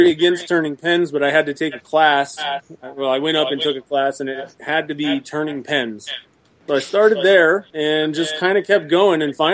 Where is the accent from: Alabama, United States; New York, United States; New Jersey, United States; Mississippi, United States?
New Jersey, United States; I'm from New Jersey.